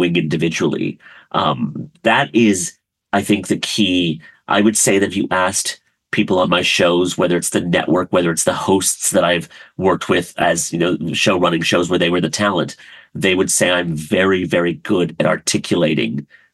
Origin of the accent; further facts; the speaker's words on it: rural Maryland, United States; also born or lived in Karachi, Pakistan; now in Los Angeles, United States; most of my childhood was in a very, very rural town in rural Maryland